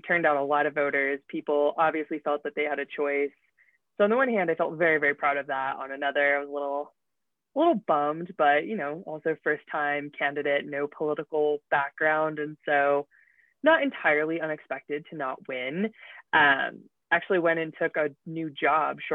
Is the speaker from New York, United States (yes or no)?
no; Utah, United States; moved away as an adult; I grew up here in Utah. And, went away for a little while, came back